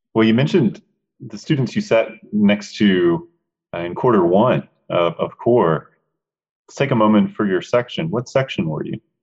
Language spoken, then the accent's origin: English; Charlotte, North Carolina, United States; Charlotte's my hometown